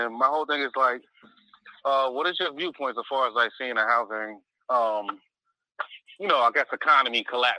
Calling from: Connecticut, United States; calling from Connecticut.

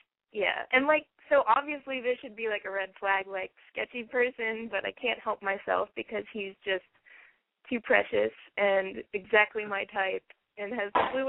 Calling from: Athens, Ohio, United States; I am in Athens, Ohio, down at OU, and I am 20.

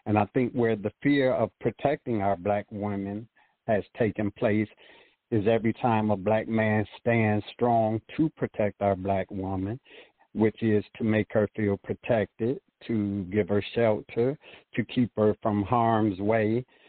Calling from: Petersburg, Virginia, United States; I'm calling from Petersburg, Virginia.

